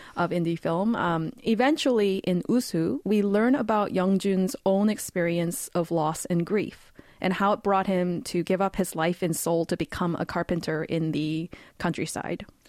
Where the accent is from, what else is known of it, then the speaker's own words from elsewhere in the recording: Vancouver, British Columbia, Canada; moved away as an adult; now in South Korea; I'll actually be moving back to my hometown of Vancouver, Canada after eleven years in Korea